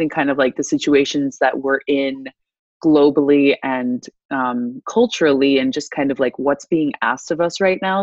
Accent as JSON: {"language": "English", "town": "DeWitt", "region": "Iowa", "country": "United States", "tie": "born or raised there", "also_born_or_lived": "Tuscaloosa, Alabama", "moved": "as an adult", "said": "I was born and raised in DeWitt, Iowa, um, which is about 20 minutes north of Davenport"}